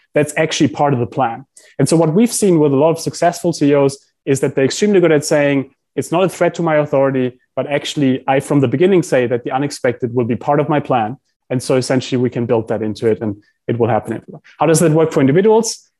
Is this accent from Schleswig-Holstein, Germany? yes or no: no; Heidelberg, Baden-Württemberg, Germany; I grew up in Heidelberg in Germany